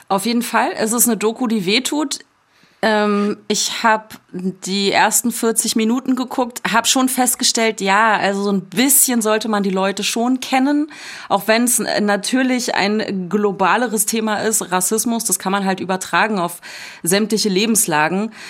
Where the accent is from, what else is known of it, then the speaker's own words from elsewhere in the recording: Bottrop, North Rhine-Westphalia, Germany; Also ich trete hier für Deutschland an, Deutschland ist meine Heimat. Trotzdem äh, werde ich hier irgendwie, wird mir gesagt, ich soll dahin gehen, wo ich herkomme. Ja, wohin denn? Nach Bottrop oder was?